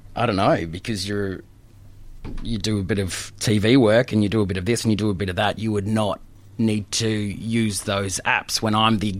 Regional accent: Queensland, Australia; moved away as an adult; being a Queenslander

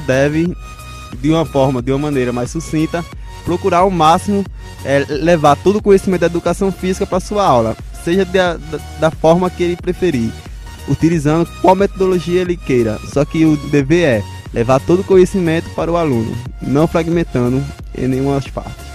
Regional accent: Northeast Region, Brazil; nós que somos aqui do Nordeste

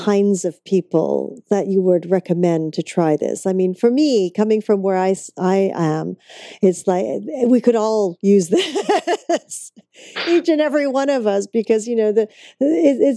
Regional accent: Vancouver, British Columbia, Canada; that's my hometown

